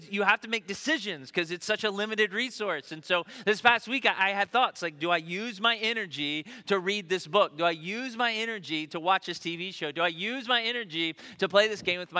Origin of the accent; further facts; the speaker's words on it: Tennessee, United States; moved away; I'm from Tennessee